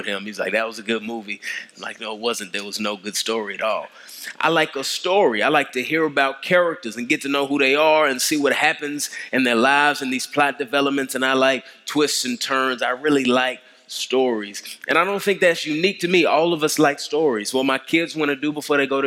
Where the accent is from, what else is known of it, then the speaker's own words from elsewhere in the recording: DeSoto, Texas, United States; now in Atlanta, United States; I grew up in Dallas. I grew up in DeSoto, so it's good to be in the Metroplex.